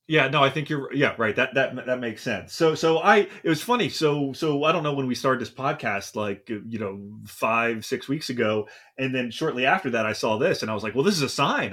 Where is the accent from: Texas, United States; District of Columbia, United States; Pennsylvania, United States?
Pennsylvania, United States; Philadelphia; also born or lived in New York City / Washington, D.C. area; now in Los Angeles, United States; I'm from the East Coast. I also, uh, uh, from Philadelphia